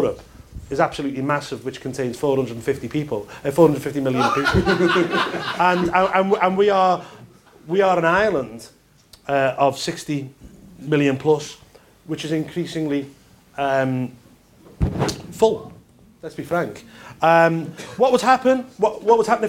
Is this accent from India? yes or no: no; Liverpool, North West England, United Kingdom; I'm from Liverpool and in the north of England.